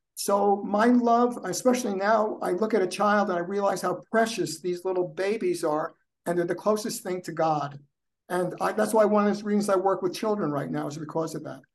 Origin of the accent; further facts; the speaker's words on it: United States; also born or lived in New Jersey; when I was growing up in New York and New Jersey